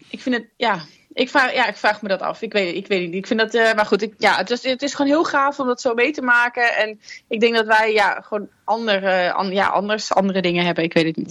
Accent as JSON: {"language": "Dutch", "country": "Netherlands"}